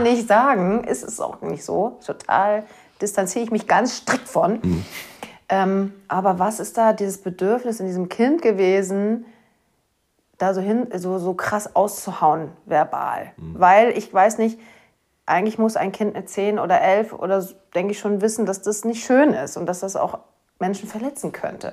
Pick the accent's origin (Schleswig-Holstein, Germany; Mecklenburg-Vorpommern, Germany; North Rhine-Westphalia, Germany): Schleswig-Holstein, Germany; accent: Platt; Wir snacken ja hier ja. ein bisschen breiter, ein bisschen platter